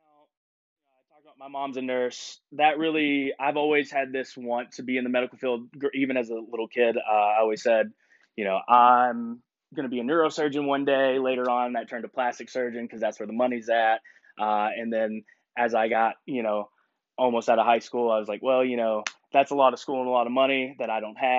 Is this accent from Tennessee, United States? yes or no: yes; Sparta, Tennessee, United States; moved away as an adult; also born or lived in Washington State; I grew up in Sparta, Tennessee, very small town